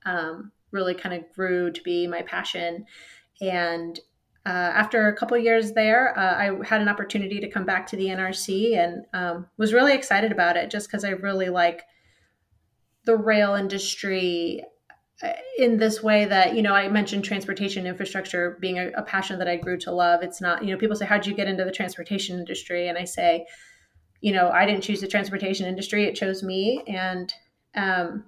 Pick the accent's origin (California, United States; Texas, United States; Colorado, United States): California, United States; Riverside; moved away as an adult; now in Washington, D.C., United States; I grew up in Southern California, Riverside area